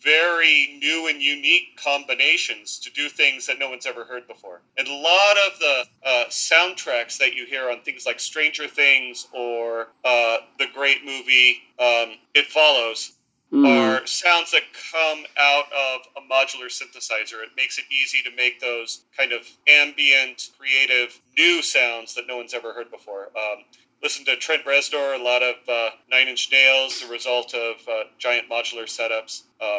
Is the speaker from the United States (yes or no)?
yes; Southern California, United States; moved away as an adult; also born or lived in El Paso, Texas / Washington, D.C. area; now in Virginia, United States; Grew up in Southern California, joined the Army, took me to El Paso, Texas, and then to the D.C. area